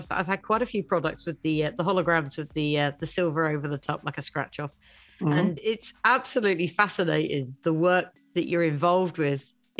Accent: England, United Kingdom; I'm an English kid

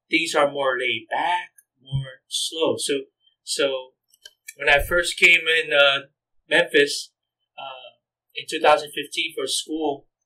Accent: American Samoa; now in Honolulu, United States; I'm originally from American Samoa, uh, which is a island deep in the South Pacific, and I'm uh, currently the minister in Honolulu Church of Christ, Hawaii.

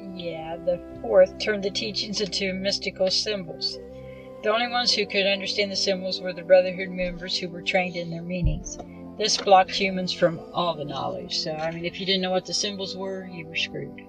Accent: United States; we're American

